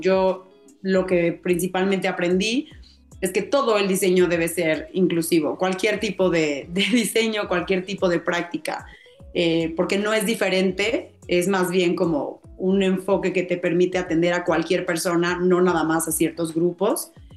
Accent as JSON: {"language": "Spanish", "country": "Mexico", "said": "me permitió hacer los proyectos de la, de la maestría en México, que es lo que yo quería, ¿no? Para, porque al final quería poner en práctica lo que aprendiera en mi país"}